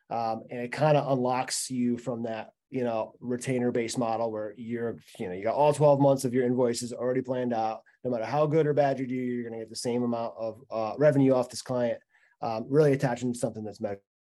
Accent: Connecticut, United States; moved away; Actually, my hometown event. I'm from Connecticut originally, so this one's in Southern Mass.

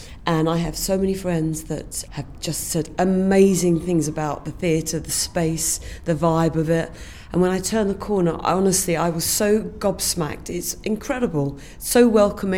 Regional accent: London, United Kingdom; I come from Finchley

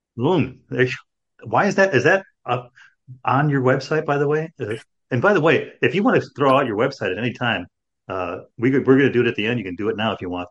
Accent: Chicago, Illinois, United States; now in Texas, United States; I'm originally from Chicago, but I'm a Texan now

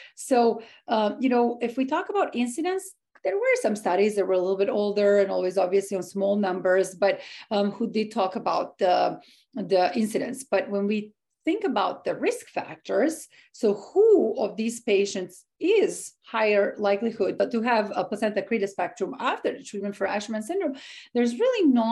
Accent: Serbia; moved away as an adult; also born or lived in Boston area, Massachusetts, United States; now in Washington, D.C., United States; I'm originally from Serbia in Eastern Europe. I came to this country 10 years ago.

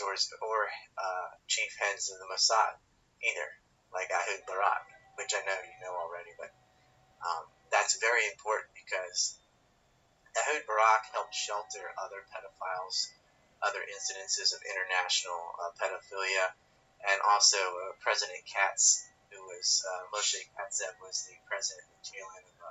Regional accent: United States; now in Japan; my home country, the United States. I'm actually doing this from Japan.

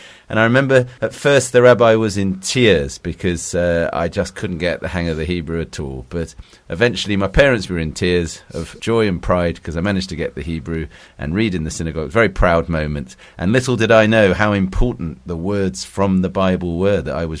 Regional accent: London, United Kingdom; also born or lived in West Hampstead; I grew up in North London, in Wembley, and then we moved to West Hampstead. And I'm Jewish

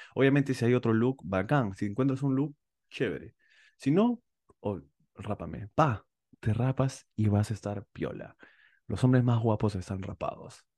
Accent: Peru; los peruanos somos considerados los feos de Latinoamérica

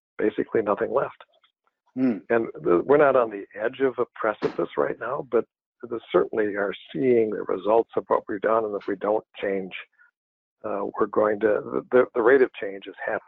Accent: Grand Rapids, Michigan, United States; also born or lived in Connecticut / New York; I was born and raised in Grand Rapids. Went to high school here

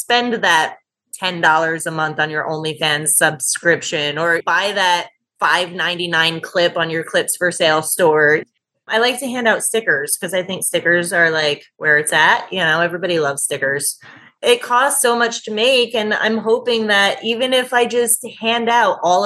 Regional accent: New Jersey, United States; also born or lived in Houston; I'm originally from New Jersey. So I came back to New Jersey

